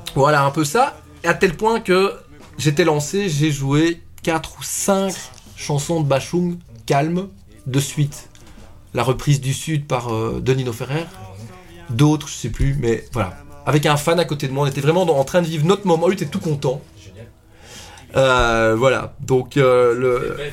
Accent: Belgium; accent: Belgian; mon accent belge

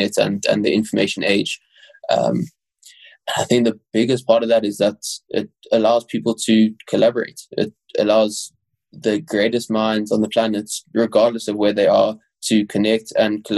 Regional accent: Johannesburg, Gauteng, South Africa; accent: South African; first language English; I was born in South Africa and lived in South Africa my whole life

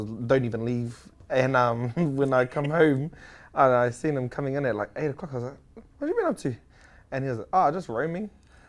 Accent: New Zealand; We grew up in Manaa at home with my hapū, my whānau around me.

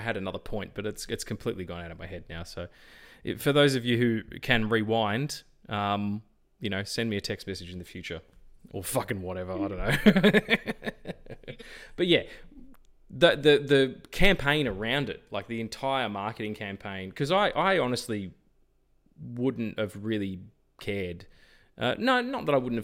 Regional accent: Australia; accent: Australian; I'm Australian

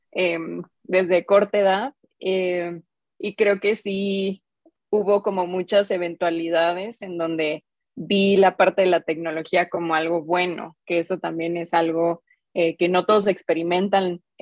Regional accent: Mexico City, Mexico; now in Guadalajara, Mexico; soy, soy de Ciudad de México, recién mudada a Guadalajara, la verdad.

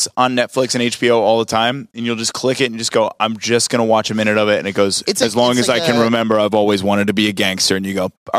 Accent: Northeast, United States; growing up in the Northeast

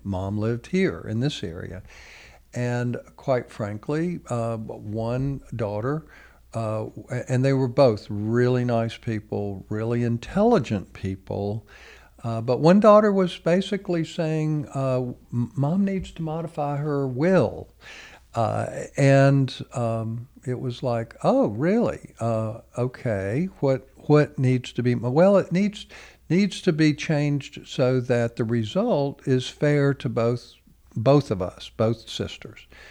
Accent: United States

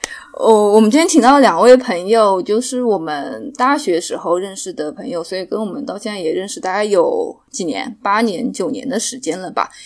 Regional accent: Shanghai, China; 就我们都是上海人

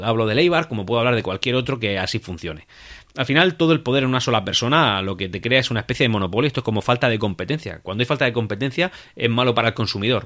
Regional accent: Region of Murcia, Spain; el de nuestra tierra, el Real Murcia

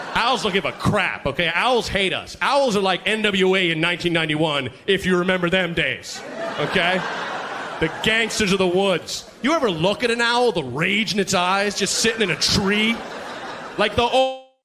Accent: Oregon, United States; I'm from Oregon

